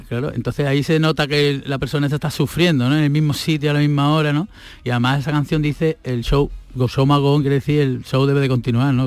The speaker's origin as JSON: {"language": "Spanish", "town": "Seville", "region": "Andalusia", "country": "Spain", "said": "Yo soy de Sevilla"}